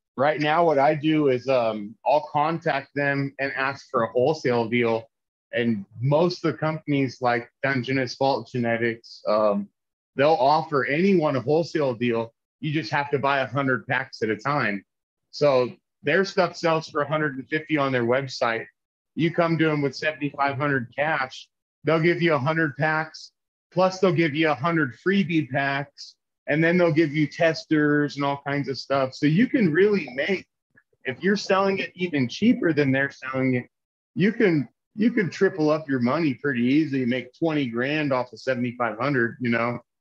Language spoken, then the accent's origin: English; California, United States; now in Denver, United States; we will move back to California